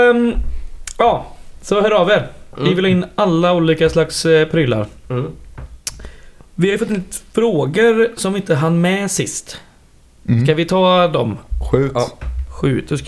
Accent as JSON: {"language": "Swedish", "town": "Slätta", "country": "Sweden", "tie": "born or raised there", "said": "Så jag var ju hemma hemma på Slätta för första gången på ett halvår."}